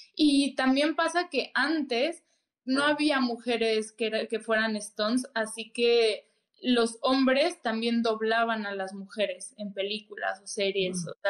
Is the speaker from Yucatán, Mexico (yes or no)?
no; Mexico City, Mexico; soy de Ciudad de México, tengo 25 años